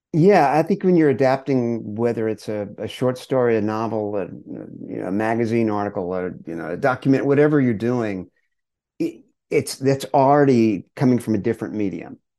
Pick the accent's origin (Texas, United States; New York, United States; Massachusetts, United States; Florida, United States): Texas, United States; Longview; we grew up in Longview, Texas, in East Texas.